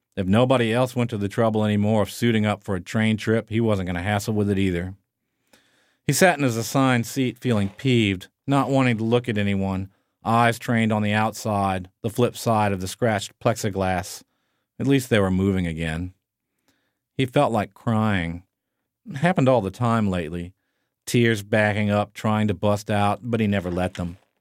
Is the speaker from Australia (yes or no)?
no; New Orleans, Louisiana, United States; moved away as an adult; also born or lived in Chicago / Munich; my hometown, New Orleans